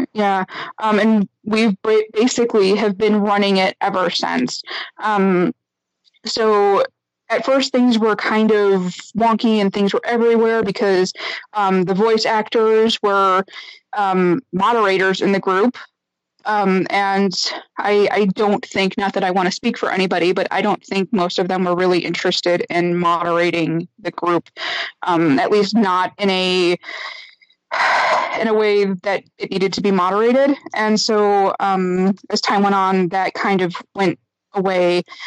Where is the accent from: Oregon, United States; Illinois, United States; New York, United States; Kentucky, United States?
Illinois, United States; Chicago; moved away as an adult; now in Germany; I am actually originally from Chicago. I live now in Germany, um, and I've been here for seven years